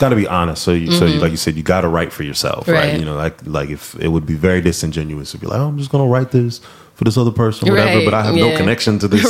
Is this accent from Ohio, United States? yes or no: yes; Massillon, Ohio, United States; now in Atlanta, United States; I'm originally from Ohio